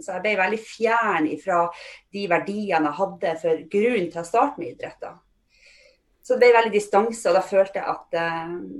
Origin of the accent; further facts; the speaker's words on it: Fauske, Nordland, Norway; moved away as an adult; also born or lived in Trondheim; Men jeg kommer opprinnelig fra Fauske i Nordland, som er ikke så langt fra Bodø